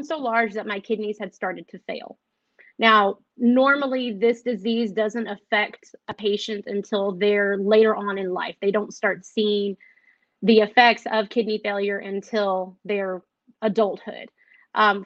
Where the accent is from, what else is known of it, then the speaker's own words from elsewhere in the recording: Waco, Texas, United States; I am from Waco, Texas.